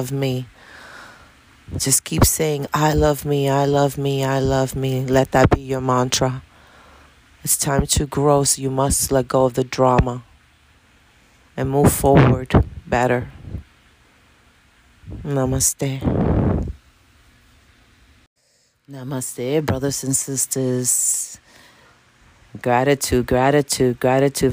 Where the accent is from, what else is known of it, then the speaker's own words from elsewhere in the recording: New York City, New York, United States; also born or lived in Dominican Republic / Bronx; I was born in the Dominican Republic, and I was raised in Washington Heights. I lived in the Heights until I was like 32 years old.